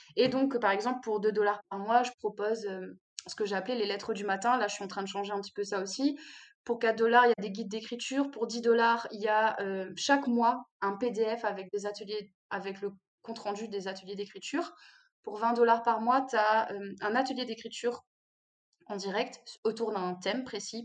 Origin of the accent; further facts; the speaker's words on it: Réunion; je suis réunionnaise